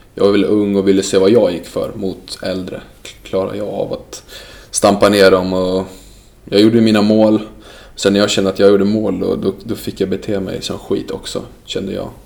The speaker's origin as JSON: {"language": "Swedish", "country": "Sweden", "tie": "born or raised there", "also_born_or_lived": "Dalarna", "said": "jag är född i Sverige"}